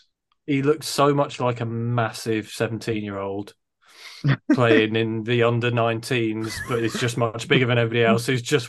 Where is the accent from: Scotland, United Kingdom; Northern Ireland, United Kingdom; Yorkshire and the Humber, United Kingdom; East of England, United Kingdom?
Scotland, United Kingdom; as a Scotsman